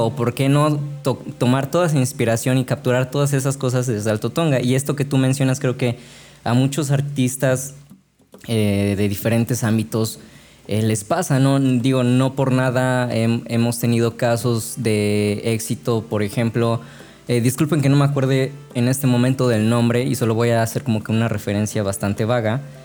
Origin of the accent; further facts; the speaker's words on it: Altotonga, Veracruz, Mexico; also born or lived in Xalapa / Boca del Río; yo no soy originario de Jalapa, yo soy de una ciudad eh, que se llama Altotonga, que queda unos 20 minutos de Perote